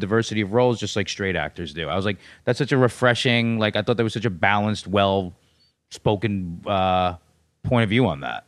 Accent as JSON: {"language": "English", "town": "New York City", "region": "New York", "country": "United States", "tie": "born or raised there", "also_born_or_lived": "Los Angeles", "said": "born and raised in New York City"}